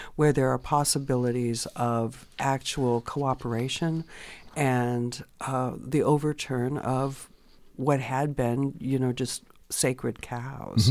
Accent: California, United States; I grew up in California

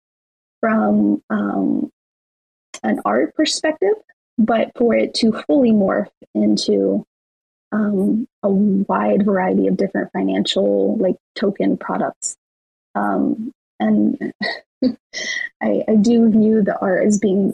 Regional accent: Las Vegas, Nevada, United States; I'm from Vegas

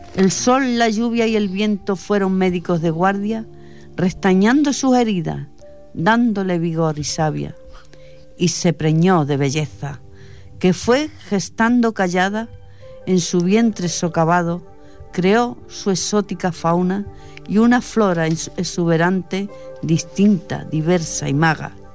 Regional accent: Fuente del Arco, Extremadura, Spain; moved away; allí de donde yo soy, en Extremadura la Baja, en Fuente del Arco

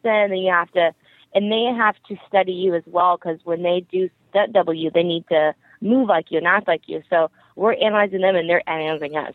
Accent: Riverside, California, United States; i am from Riverside, California, so it's like two hours away

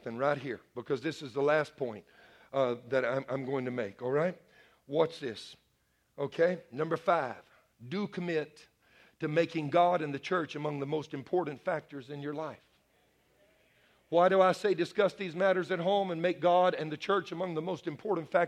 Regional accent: Bayou country, Louisiana, United States; I'm a Cajun man. I was raised in Bayou country.

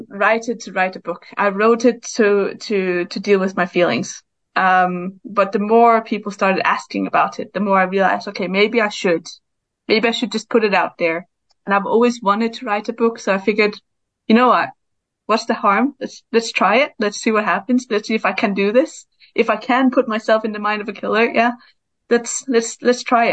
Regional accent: Denmark; now in Brighton, United Kingdom; I live in Brighton, but I'm from Denmark and I grew up there

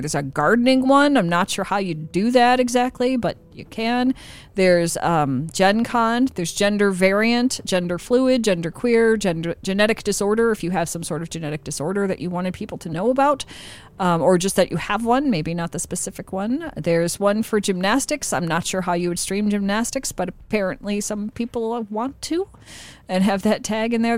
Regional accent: Midwest, United States; I grew up in the Midwest

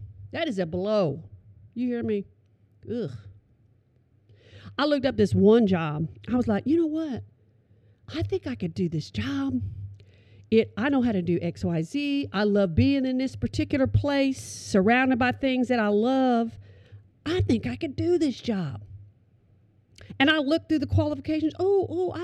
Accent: Oklahoma, United States; I'm from Oklahoma

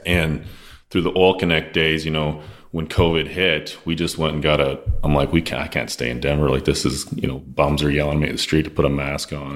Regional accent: Lloydminster, Saskatchewan, Canada; So Lloydminster, Saskatchewan is where I'm originally from.

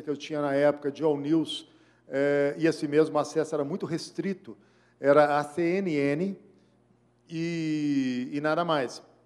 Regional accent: Belo Horizonte, Minas Gerais, Brazil; also born or lived in Macacos, Minas Gerais; eu nasci em Belo Horizonte, criado em Belo Horizonte

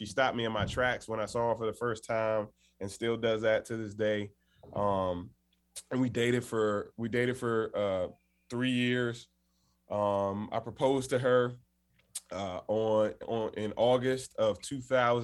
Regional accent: Washington, District of Columbia, United States; I grew up in Washington, D.C.

